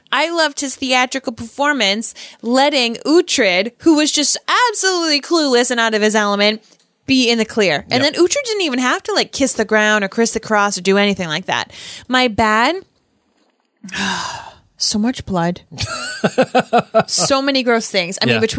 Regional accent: Boston, Massachusetts, United States; Peacock. I'm from Boston.

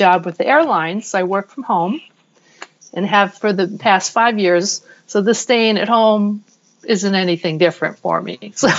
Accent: Scottsdale, Arizona, United States; I'm from Scottsdale, Arizona

